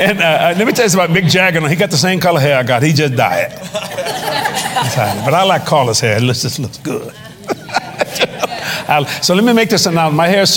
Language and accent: English; New Orleans, Louisiana, United States; I was raised in New Orleans.